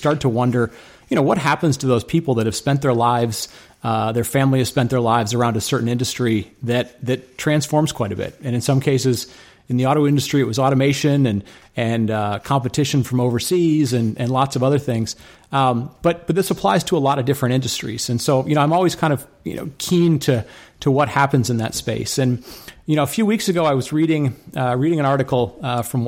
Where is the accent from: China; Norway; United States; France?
United States; Detroit, Michigan; I grew up in Detroit, Michigan